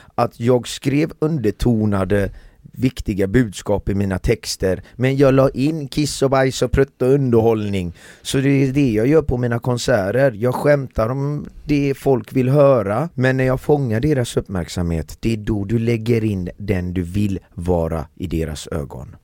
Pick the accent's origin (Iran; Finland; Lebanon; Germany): Iran; now in Sweden; vi är fem iranier